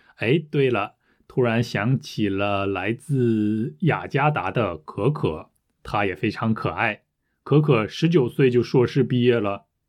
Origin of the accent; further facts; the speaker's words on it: France; Chinese is a second language; 我是法国人